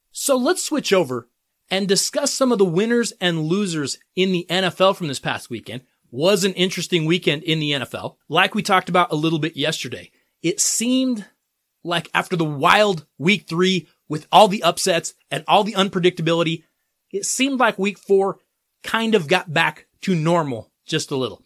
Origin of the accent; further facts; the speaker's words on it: Colorado, United States; my home state of Colorado